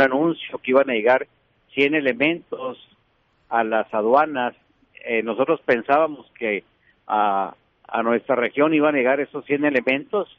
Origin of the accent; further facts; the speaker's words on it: Ciudad Juárez, Chihuahua, Mexico; los que vivimos, si somos de Juárez o de, Chihuahua.